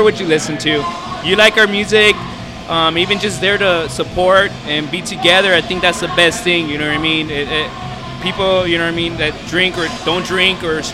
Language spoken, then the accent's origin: English; South Gate, California, United States; also born or lived in East Los Angeles; now in Antelope Valley, United States; raised in Southgate.